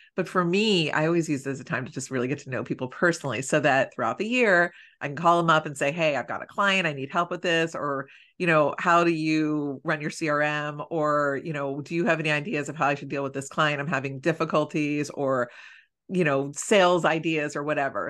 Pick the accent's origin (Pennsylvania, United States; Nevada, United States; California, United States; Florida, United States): Pennsylvania, United States; Philadelphia; we're both from Philly